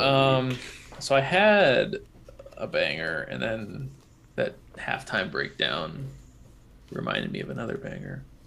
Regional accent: Illinois, United States; 30 minutes from my hometown

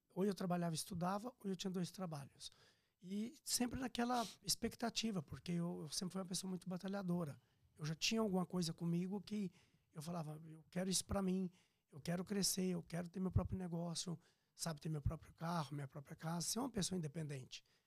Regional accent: Piracicaba, São Paulo, Brazil; moved away as an adult; also born or lived in Minas Gerais; now in Orlando, United States; eu sou mineiro, natural, Sim. né? Mas eu fui uhum. criado em Piracicaba, São Paulo, depois morei em São Paulo

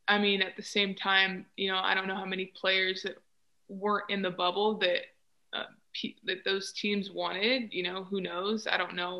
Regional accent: United States; I was from America

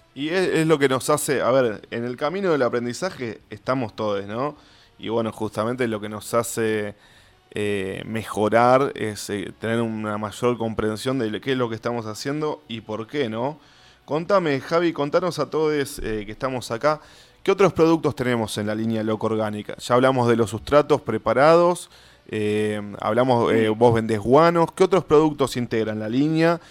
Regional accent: Avellaneda, Buenos Aires Province, Argentina; yo soy de Avellaneda de Herli

